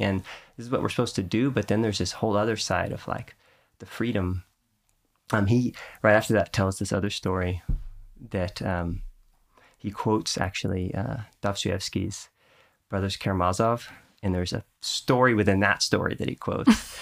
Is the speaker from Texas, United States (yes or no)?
yes; Houston, Texas, United States; where I grew up in Texas with the, the way the rainstorms would come through in Houston